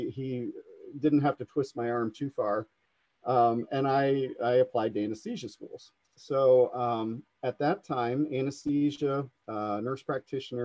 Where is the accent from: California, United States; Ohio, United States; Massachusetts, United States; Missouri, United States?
Ohio, United States; Coshocton; to work here in my hometown